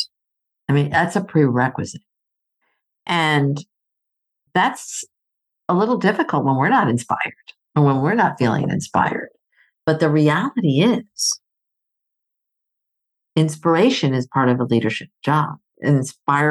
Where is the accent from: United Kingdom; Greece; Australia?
Greece; moved away; I grew up in Greece. My mom is Greek, so I'm part Greek.